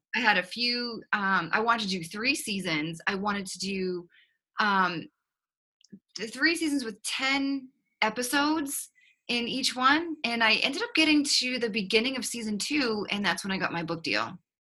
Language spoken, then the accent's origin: English; Boston, Massachusetts, United States; accent: Boston; now in Austin, United States; you will pick up on a slight accent uh, that is not from Texas. It's actually from Boston, Massachusetts.